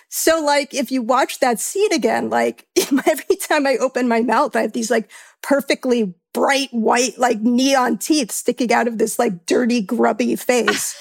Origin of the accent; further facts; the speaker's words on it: New York, United States; being a New Yorker